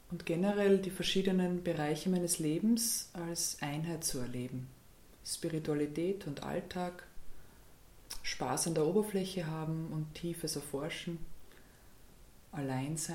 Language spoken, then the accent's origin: German; Graz, Styria, Austria; Ja, ich bin geboren in Graz, ähm, bin auch dort aufgewachsen, zur Schule gegangen.